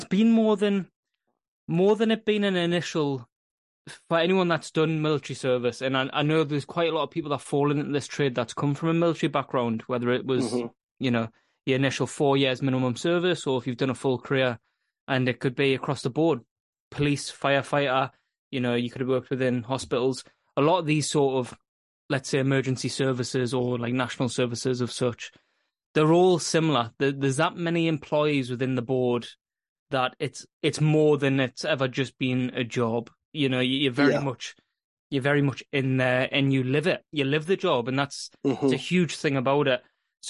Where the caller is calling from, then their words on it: Scotland, United Kingdom; I am in the northeast of Scotland, and I generally usually host this podcast.